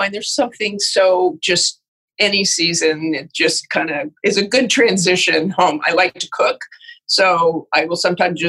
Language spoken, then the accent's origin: English; Salt Lake City, Utah, United States; moved away; also born or lived in Idaho / Boston; I was born in Idaho, but grew up in Salt Lake City, Utah